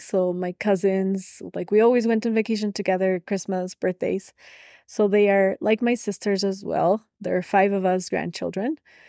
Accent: Quito, Pichincha, Ecuador; moved away as an adult; I grew up in Quito, Ecuador. I lived here until I was 20, I guess.

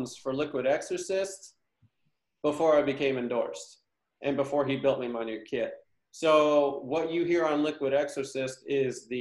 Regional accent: United States; now in Nashville, United States; growing up in Shelby County, we grew up going to the theater there

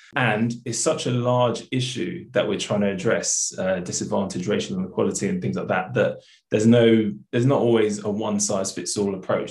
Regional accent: London, United Kingdom; I grew up in South London

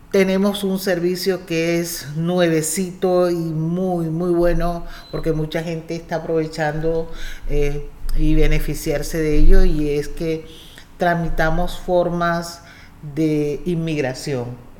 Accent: Cartagena, Bolívar, Colombia; moved away as an adult; also born or lived in Indiana, United States; now in United States; Bueno, yo soy colombiana. Eh, soy de la ciudad de Cartagena, una de las ciudades más lindas que tiene Colombia

